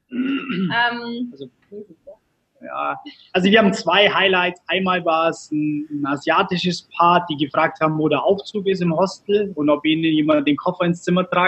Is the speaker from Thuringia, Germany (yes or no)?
no; Augsburg, Bavaria, Germany; Also wir kommen so aus Augsburg.